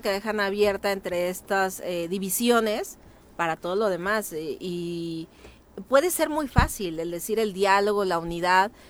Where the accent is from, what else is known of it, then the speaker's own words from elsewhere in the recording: Cuernavaca, Morelos, Mexico; yo soy de Lomas de Cortés, ahí en eh, Nueva Inglaterra